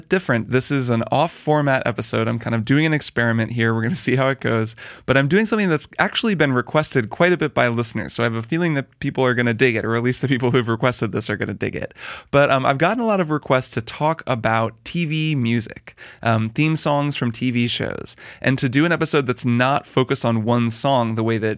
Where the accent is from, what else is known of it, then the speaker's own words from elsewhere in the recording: Indiana, United States; I grew up in Indiana and did marching band in high school